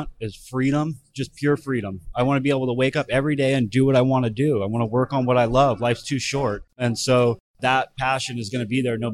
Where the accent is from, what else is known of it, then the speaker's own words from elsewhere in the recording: Thousand Oaks, California, United States; moved away as an adult; now in San Diego, United States; Originally from Southern California, but I grew up in Thousand Oaks